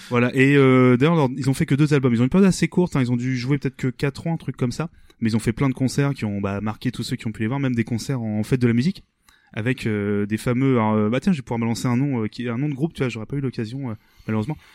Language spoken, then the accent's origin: French; Rouen, Normandy, France; nous on est originaire de Rouen